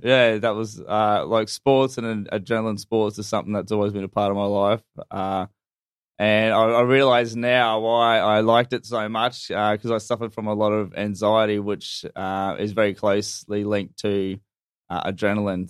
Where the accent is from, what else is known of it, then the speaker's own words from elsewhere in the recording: North Queensland, Australia; moved away; I'm actually originally from North Queensland